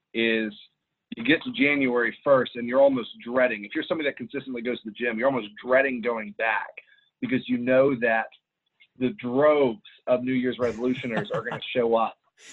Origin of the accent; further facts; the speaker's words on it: Ireland; I grew up overseas in Ireland. And so I was in a very, being American, I was very isolated over there.